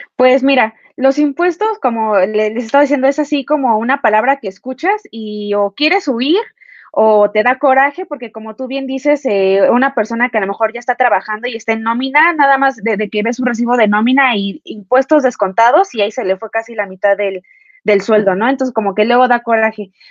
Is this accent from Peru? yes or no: no; Mexico; nosotros como mexicanos